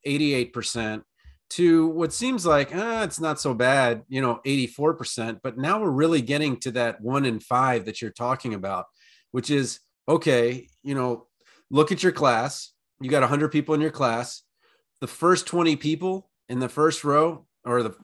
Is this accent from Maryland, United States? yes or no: yes; Maryland, United States; now in Iowa, United States; my home state from before. I'm in Iowa now, but Maryland